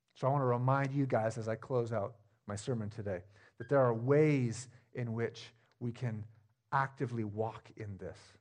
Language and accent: English; Jefferson, Oregon, United States; now in Stayton, United States; I grew up in a small town, even smaller than this one. I grew up in Jefferson